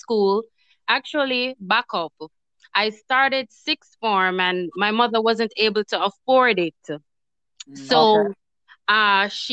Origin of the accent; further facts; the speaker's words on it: Kingston, Jamaica; moved away as an adult; now in United States; growing up in Jamaica in the ghetto, it was very rough